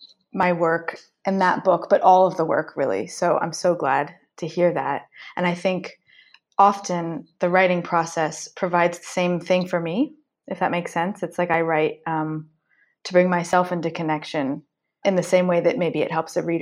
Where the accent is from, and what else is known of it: Marin County, California, United States